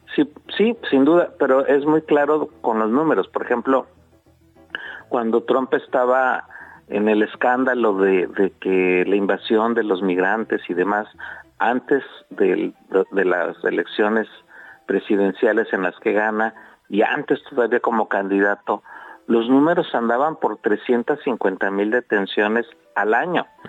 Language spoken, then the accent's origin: Spanish; Mexico; somos mexicanas y mexicanos